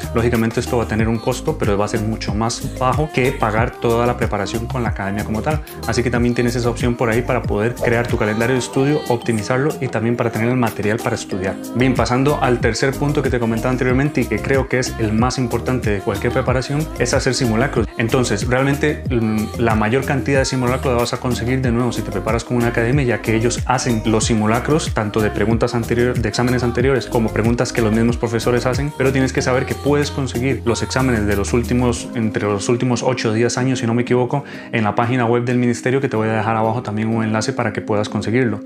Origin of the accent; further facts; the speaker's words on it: Costa Rica; moved away as an adult; now in Spain; soy médico de Costa Rica